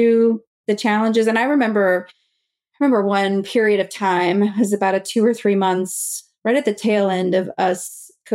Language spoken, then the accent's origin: English; the South, United States; I was from the South